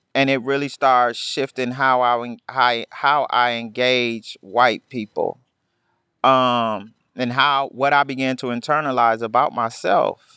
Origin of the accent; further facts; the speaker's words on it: Milwaukee, Wisconsin, United States; I grew up in Milwaukee, the youngest of four